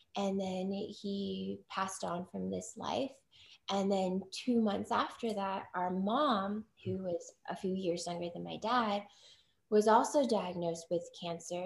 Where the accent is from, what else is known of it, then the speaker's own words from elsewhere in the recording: United States; I'm Chinese American, firstborn, you know, first generation born here in the US